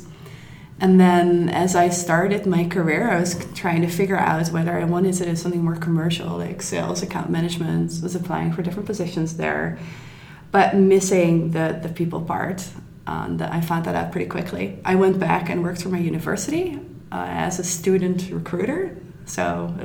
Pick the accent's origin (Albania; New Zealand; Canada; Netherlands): Netherlands; moved away as an adult; now in Berlin, Germany; I'm from the Netherlands